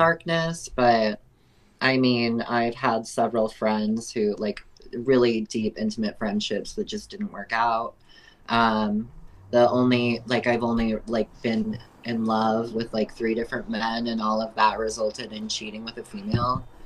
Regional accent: Prescott Valley, Arizona, United States; also born or lived in Pontiac, Michigan; my family moved out here when I was just over one years old. I've lived in Prescott Valley almost my entire life, so I'm from Prescott.

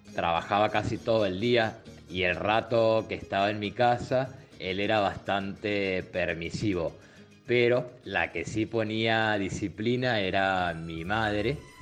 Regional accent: Argentina; now in Ireland; soy de Argentina

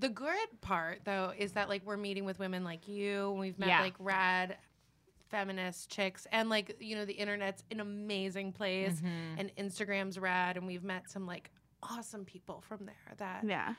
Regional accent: New York City, New York, United States; moved away as an adult; now in Los Angeles, United States; I grew up in New York City. I lived here for 10 years. I grew up where you could do anything

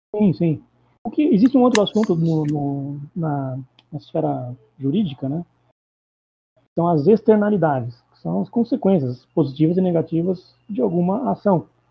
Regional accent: Itapetininga, São Paulo, Brazil; now in São Paulo, Brazil; Eu sou de São Paulo, eu sou de Itapetininga, do interior do sul do estado de São Paulo, mas eu vivo em São Paulo faz uns quase 20 anos.

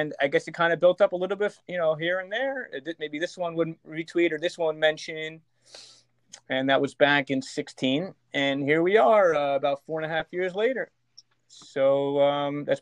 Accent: Elizabeth, New Jersey, United States; I am originally from Elizabeth, New Jersey.

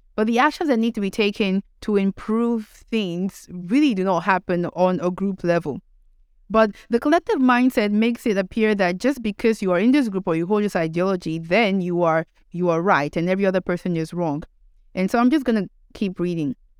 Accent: Nigeria; being Nigerian

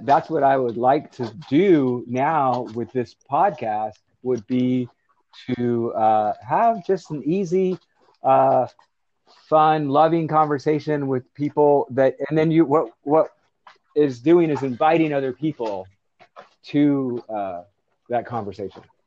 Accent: Florida, United States; moved away; I was from Florida

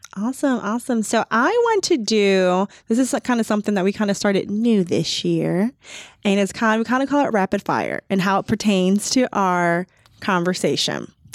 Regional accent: Chicago, Illinois, United States; moved away as an adult; now in Columbus, United States; I'm originally from the Chicagoland area

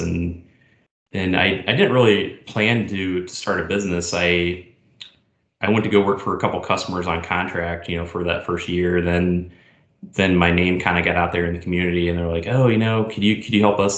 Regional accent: Indiana, United States; moved away as an adult; also born or lived in Chicago; I grew up in Indiana

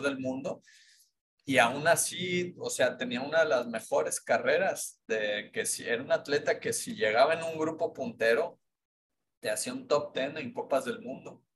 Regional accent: Mexico; como mexicanos

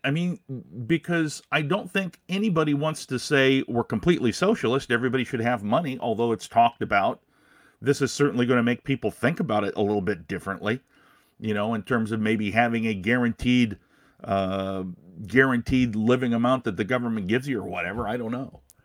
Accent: Des Moines, Iowa, United States; now in Minnesota, United States; I grew up in Des Moines, so, uh, yeah, I mean, it, you're gonna hear, you're gonna hear Des Moines out of me.

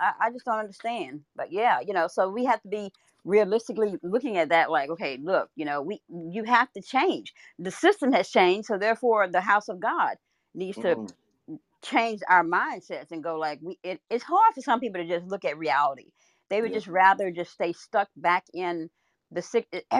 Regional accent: Louisiana, United States; I'm from Louisiana, right? It was like, we grew up succotash.

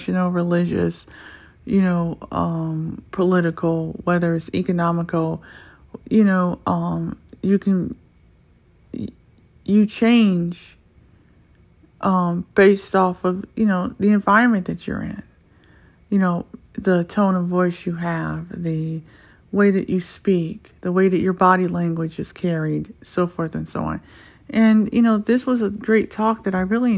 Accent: United States; I'm American because my accent is that good

